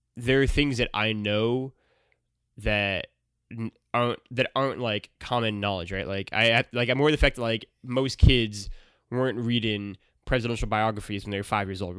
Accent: Missouri, United States; I grew up in Missouri

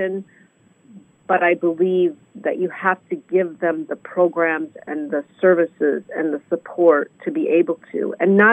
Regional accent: Illinois, United States; Where I grew up in Illinois

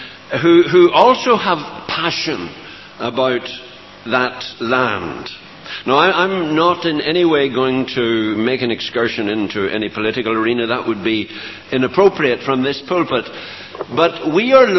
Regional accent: Northern Ireland, United Kingdom

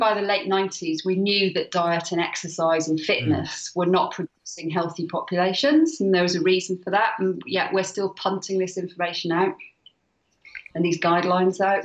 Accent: Wales, United Kingdom; I'm Welsh. I love Wales.

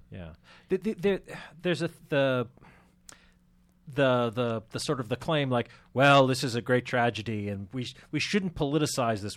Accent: Andover, Massachusetts, United States; moved away; living in the town I grew up in Andover, Massachusetts

